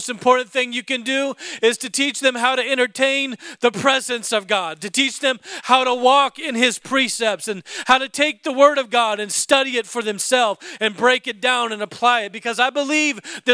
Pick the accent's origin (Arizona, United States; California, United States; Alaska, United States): Alaska, United States; I was raised in Alaska